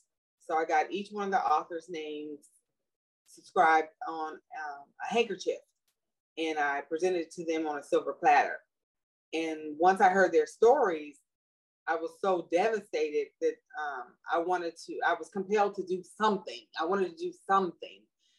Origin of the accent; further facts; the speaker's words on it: Los Angeles, California, United States; now in Sacramento, United States; I grew up in Los Angeles, South Central Los Angeles